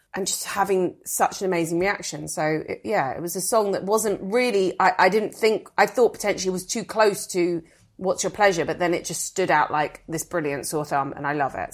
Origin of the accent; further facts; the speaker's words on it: United Kingdom; as a British person